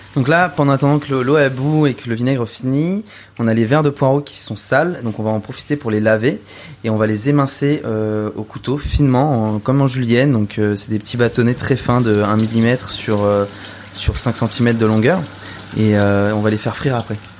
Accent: Val d'Oise, Île-de-France, France; J'ai grandi dans le Val d'Oise, juste à côté de la forêt.

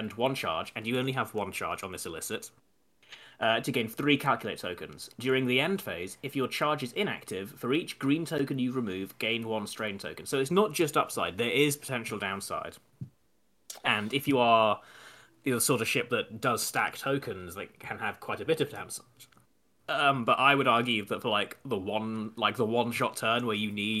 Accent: England, United Kingdom; we're English

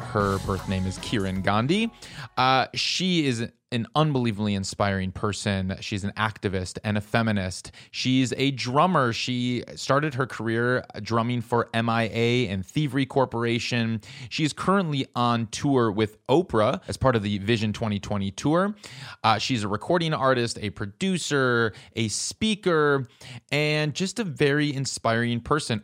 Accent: Midwest, United States; I grew up in the Midwest

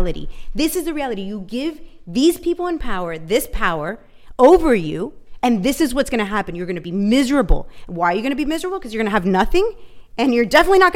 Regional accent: Venezuela; moved away; I grew up in Venezuela

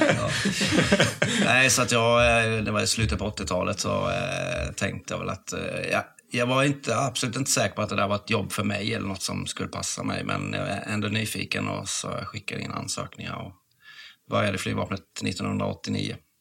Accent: Halmstad, Halland County, Sweden; moved away; Jag är från Halmstad från början

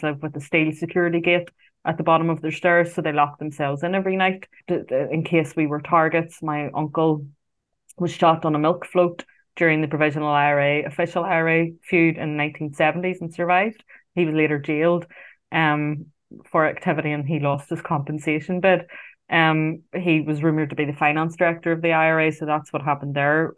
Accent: Belfast, Northern Ireland, United Kingdom; I grew up in West Belfast I was born in 1981.

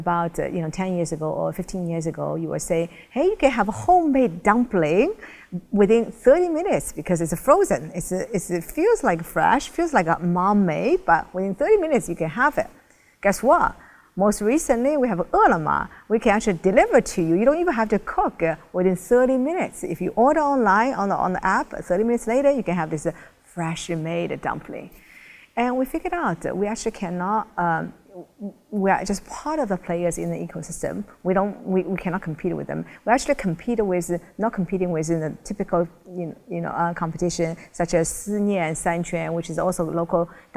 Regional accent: China; moved away; also born or lived in United States / Europe; I was originally from China

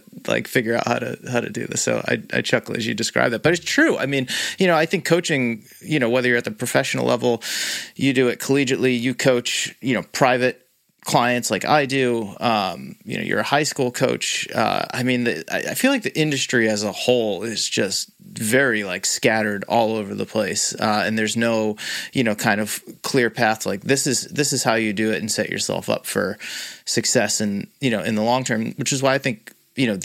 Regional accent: Massachusetts, United States; I grew up in Massachusetts

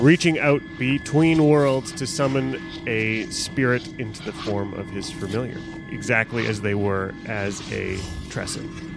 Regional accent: Western Canada, Canada; I'm from the West

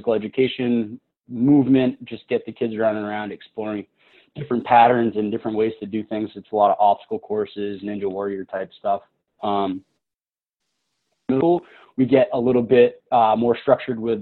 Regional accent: New Hampshire, United States; also born or lived in Maine; I'm born and raised in New Hampshire, so I haven't really gone far

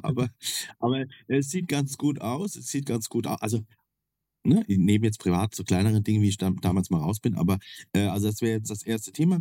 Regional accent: Kaiserslautern, Rhineland-Palatinate, Germany; also ich komme ja aus Kaiserslautern, das ist ja so ein nettes Örtchen mit plus minus 100.000 Einwohnern.

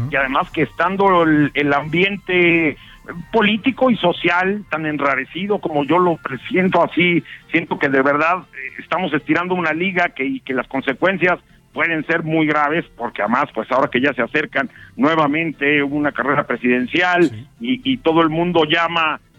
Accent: Mexico; película que hice, que quise pensar cómo somos los mexicanos.

